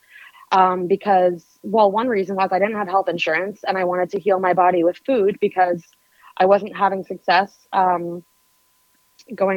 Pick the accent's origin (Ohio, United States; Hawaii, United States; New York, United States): New York, United States; New York City; I was born and raised in New York City. Grew up to a bohemian family in Soho.